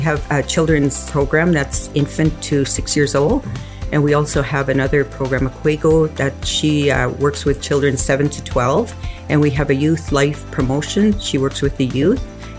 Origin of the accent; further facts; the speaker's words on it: Mattagami First Nation, Northern Ontario, Canada; now in Parry Sound, Canada; I originally come from a small First Nation in Northern Ontario, which is Metagami, and it's just south of, about an hour south of Timmins.